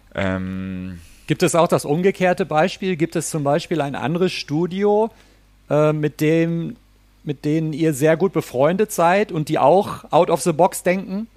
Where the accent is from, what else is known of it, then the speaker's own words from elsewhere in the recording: Ruhr area, North Rhine-Westphalia, Germany; ich komme ich komm ja selber aus dem Ruhrpott, aus dem Ruhrgebiet in Deutschland